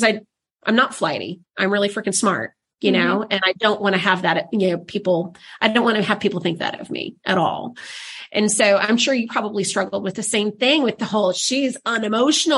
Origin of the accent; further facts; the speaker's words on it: the South, United States; I'm from the South